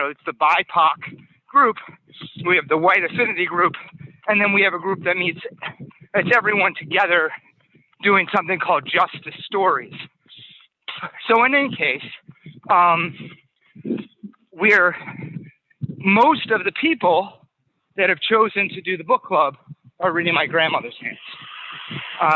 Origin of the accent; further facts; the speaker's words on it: Worcester, Massachusetts, United States; where I grew up in Worcester